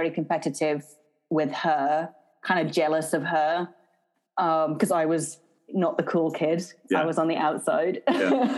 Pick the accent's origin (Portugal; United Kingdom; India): United Kingdom; market town near Edinburgh, Scotland; also born or lived in Scottish Borders; now in England; I was born in Edinburgh. For the first about 6 years of my life, I lived on the border, sort of on the border area between Scotland and England. And then I moved to a sort of market town near Edinburgh again.